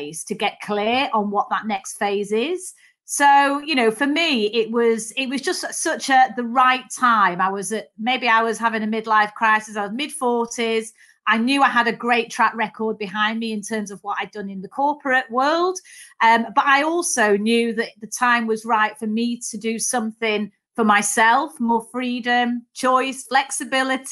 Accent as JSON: {"language": "English", "town": "Manchester", "region": "North West England", "country": "United Kingdom", "tie": "born or raised there", "accent": "Mancunian", "said": "So I was the youngest of three daughters, actually. And so grew up in Manchester"}